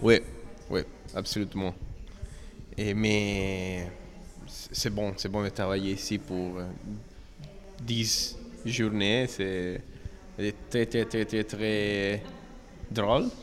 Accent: Italy; French is a second language; je suis italien. Et c'est la première fois que je parle en français

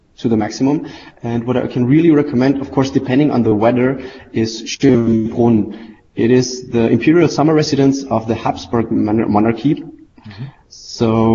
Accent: Vienna, Austria; I'm really looking forward to the ESPC being hosted at my hometown. And the ESPC in Vienna this year

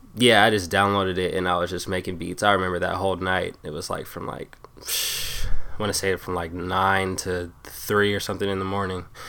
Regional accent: Tacoma, Washington, United States; it's Tacoma. It's like a, a suburb of Seattle pretty much, thirty minutes

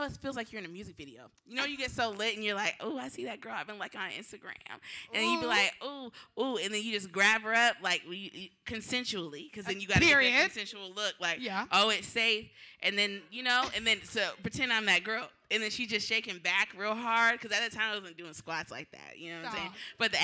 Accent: Tacoma, Washington, United States; now in Seattle, United States; I'm from Tacoma, so let's get that out of the way. It's a 253

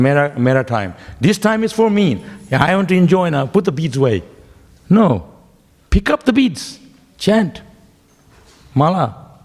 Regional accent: Shantipur, West Bengal, India; born there; Why I was born in Shantipur. You heard of Shantipur? It's near Mayapur.

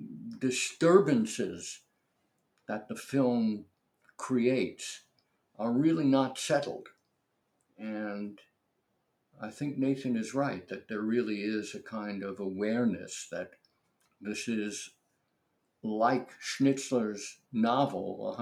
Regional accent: New York City, New York, United States; moved away; I was brought up in New York City and lived there for many, many, many years.

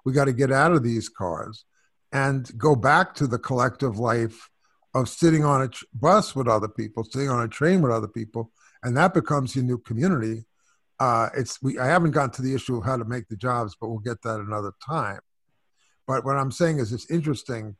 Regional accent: New York City, New York, United States; I'm from New York, too. So I'm from Brooklyn and Flatbush.

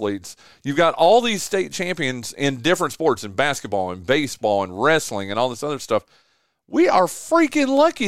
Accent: Northwestern North Carolina, United States; moved away as an adult; also born or lived in Gastonia, North Carolina / Shelby, North Carolina / Charlotte, North Carolina; now in Kinston, United States; I've only been here 21 years now, or I'm coming up on my 21st year. I lived in Gastonia. I lived in Shelby. I grew up in Northwestern North Carolina. I mean, I was in the Charlotte market forever. I've worked in the Raleigh market.

